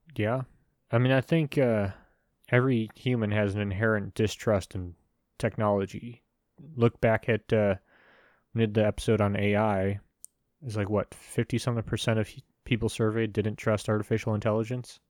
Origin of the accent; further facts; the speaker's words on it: United States; I'm an American